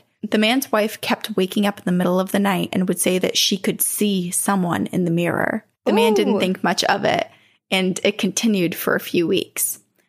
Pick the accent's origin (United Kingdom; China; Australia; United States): Australia; Queensland; accent: Australian; We grew up in Queenslander. I'm from Australia. I was like, should I read this in my Australian accent?